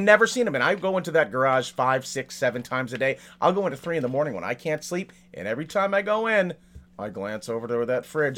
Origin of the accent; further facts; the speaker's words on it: Salem, Massachusetts, United States; now in California, United States; I grew up in Massachusetts. I spent my entire childhood in Salem